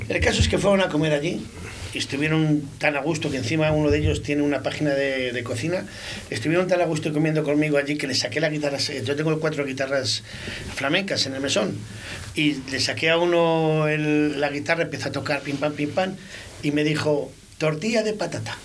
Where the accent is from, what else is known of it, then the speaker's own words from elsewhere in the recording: Valladolid, Castile and León, Spain; Yo soy de Girón, de un barrio que me he criado con los chichos